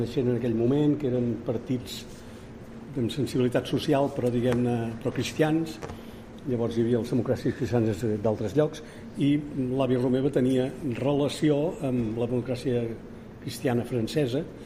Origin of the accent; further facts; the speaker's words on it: Majorca, Balearic Islands, Spain; Jo vaig néixer a Mallorca, com els tres grans